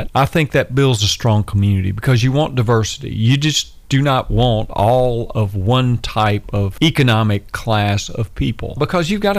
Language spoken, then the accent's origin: English; Madison, Tennessee, United States; I grew up in Madison